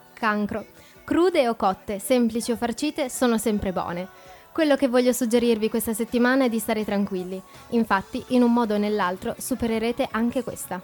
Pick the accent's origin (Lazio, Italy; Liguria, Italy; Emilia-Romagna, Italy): Emilia-Romagna, Italy; Forlì; now in Trento, Italy; A 15 minuti da Forlì, mia città natale.